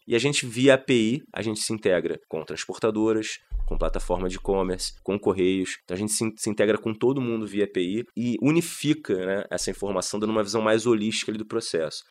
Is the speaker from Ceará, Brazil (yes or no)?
no; Rio de Janeiro, Brazil; eu sou do Rio